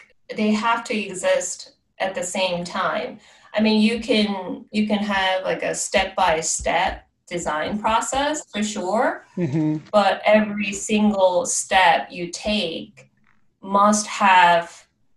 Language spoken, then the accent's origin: English; Seoul, South Korea; now in Athens, United States; I was born and grew up in Seoul, South Korea, and now I'm living in Athens, Georgia.